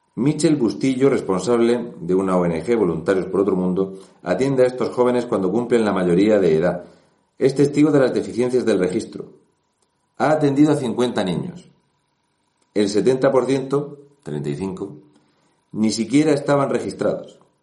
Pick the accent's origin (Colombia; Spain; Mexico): Spain; Region of Murcia; yo soy de Murcia